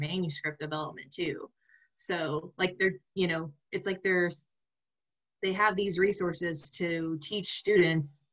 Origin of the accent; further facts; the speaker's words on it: Oklahoma, United States; I'm from Oklahoma